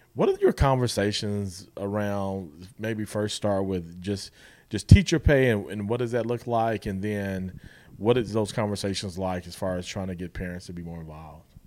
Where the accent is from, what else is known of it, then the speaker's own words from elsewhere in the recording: Guthrie, Oklahoma, United States; I'm from Guthrie